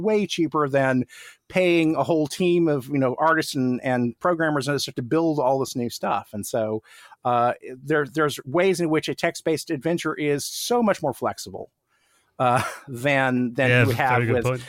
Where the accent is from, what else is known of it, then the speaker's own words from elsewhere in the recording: Tulsa, Oklahoma, United States; I grew up in outside of Tulsa, Oklahoma, which is, you know, it's a middle-sized city in Oklahoma, but nothing like being in Los Angeles.